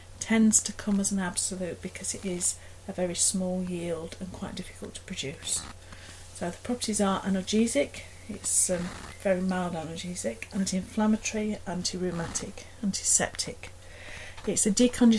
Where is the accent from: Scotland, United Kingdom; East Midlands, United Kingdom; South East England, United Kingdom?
East Midlands, United Kingdom; Derbyshire; accent: Derbyshire; with my Derbyshire accent you get a very Derbyshire version